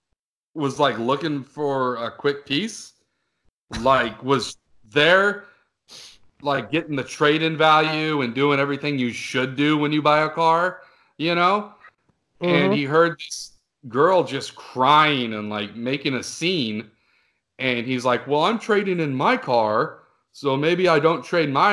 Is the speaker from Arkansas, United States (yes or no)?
no; California, United States; my home state of California